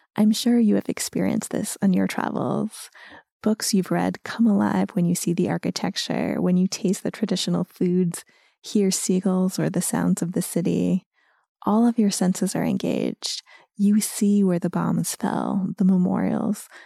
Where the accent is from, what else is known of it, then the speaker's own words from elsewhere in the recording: United States; moved away as an adult; now in Folkestone, United Kingdom; I grew up in the US where civilians did not experience the Nazis' destruction firsthand.